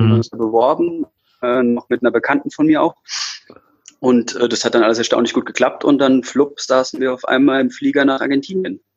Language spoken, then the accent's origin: German; Taunus, near Frankfurt, Hesse, Germany; bei meinen Eltern, äh, im Taunus in der Nähe von Frankfurt, wo ich geboren bin, aufgewachsen bin, in der Nähe von Frankfurt